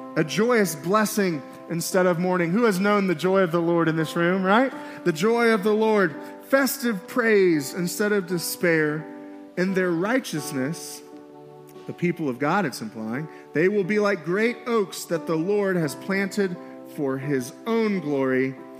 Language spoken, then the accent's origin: English; Miami, Florida, United States; now in Billings, United States; I'm from Miami, Florida